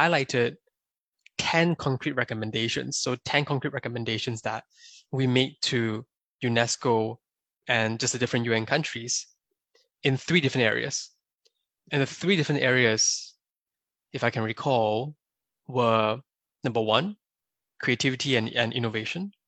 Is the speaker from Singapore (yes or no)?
yes; Singapore; moved away as an adult; also born or lived in China; now in United States; I was born and raised in Singapore